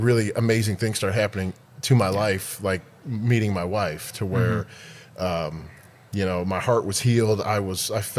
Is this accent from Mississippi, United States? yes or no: no; Detroit, Michigan, United States; moved away as an adult; now in Dallas, United States; I grew up in Detroit, and I was there till I was about 21.